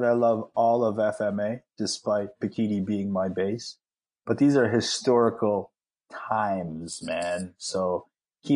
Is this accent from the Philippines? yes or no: yes; Philippines; I'm, you know, Filipino